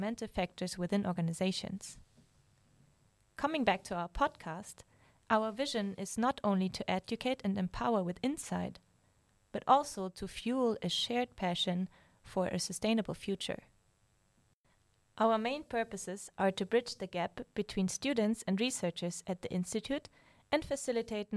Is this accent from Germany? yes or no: yes; Germany; I'm from Germany